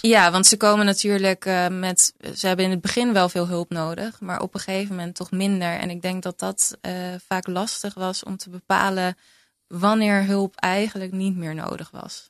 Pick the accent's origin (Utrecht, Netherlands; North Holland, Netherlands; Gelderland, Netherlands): Utrecht, Netherlands; uit Utrecht, waar ik vandaan kom